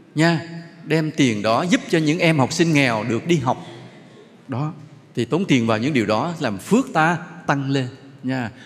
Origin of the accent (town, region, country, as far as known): Vietnam